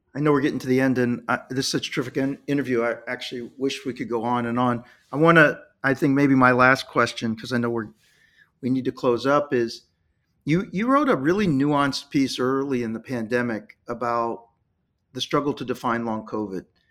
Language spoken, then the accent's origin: English; Dayton, Ohio, United States; I'm from Dayton, Ohio